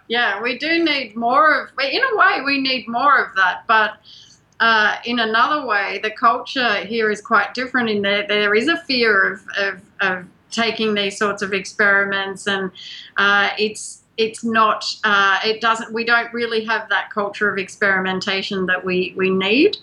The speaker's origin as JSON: {"language": "English", "country": "Australia", "moved": "yes", "said": "we're both from Australia"}